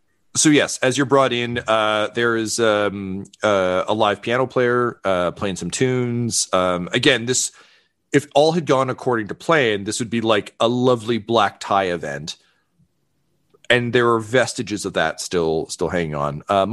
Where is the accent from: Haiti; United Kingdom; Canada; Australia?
Canada; Toronto, Ontario; I'm the sheriff here at this event. I'm a transplant from Toronto, so I apologize if my French isn't great.